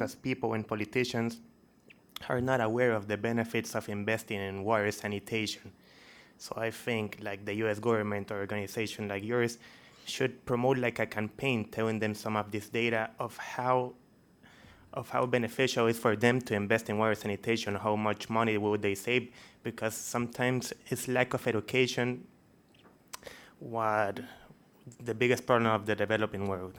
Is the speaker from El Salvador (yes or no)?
yes; El Salvador; English is a second language; I'm an intern here in CSIS. I'm from El Salvador, so I want to talk a little bit about my country's experience.